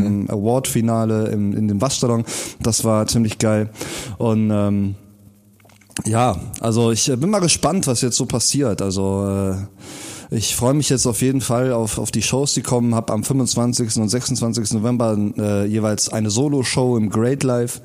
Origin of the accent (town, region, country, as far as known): Rhineland, Germany; born or raised there